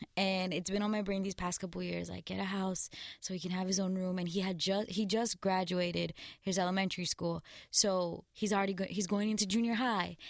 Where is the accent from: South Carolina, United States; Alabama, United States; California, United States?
California, United States; Glendale; I'm from Glendale, California.